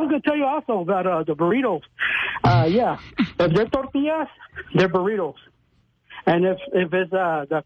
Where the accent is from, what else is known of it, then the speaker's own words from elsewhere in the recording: El Paso, Texas, United States; I'm you know from El Paso.